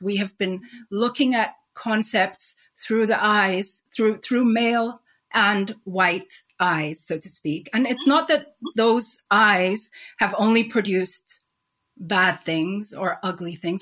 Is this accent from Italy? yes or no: no; Nigeria; also born or lived in Sweden / Spain / New York; now in London, United Kingdom; growing up in Nigeria, um, I was witness to a particular type of society